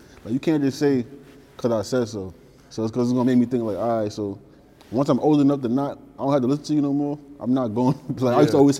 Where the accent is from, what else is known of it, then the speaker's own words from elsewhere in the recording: New York City, New York, United States; Like, I can say I'm from 165 in Nelson, but I say I'm from Highbury.